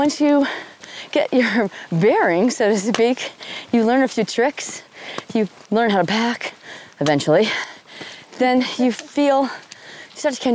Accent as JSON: {"language": "English", "region": "Western Massachusetts", "country": "United States", "tie": "born or raised there", "said": "I grew up in Western Massachusetts, and my parents were avid hikers."}